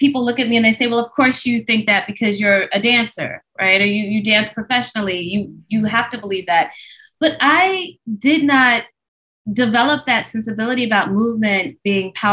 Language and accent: English; Midwest, United States; growing up in the Midwest as a Black child